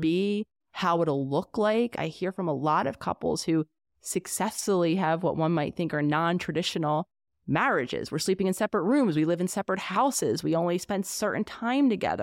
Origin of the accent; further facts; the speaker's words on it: Pennsylvania, United States; we're living in my home state of Pennsylvania.